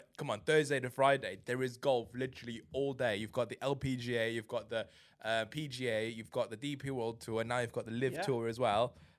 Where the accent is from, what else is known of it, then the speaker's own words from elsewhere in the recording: China; moved away; I grew up in China